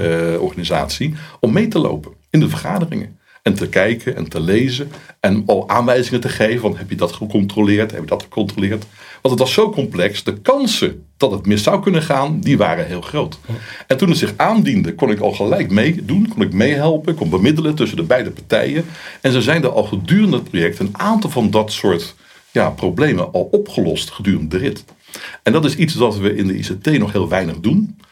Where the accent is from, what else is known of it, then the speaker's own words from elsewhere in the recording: Netherlands; ik ben ook een Hollander